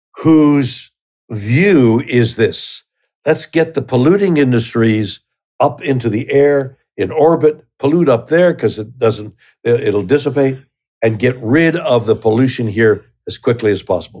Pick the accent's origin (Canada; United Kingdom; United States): Canada; I'm Canadian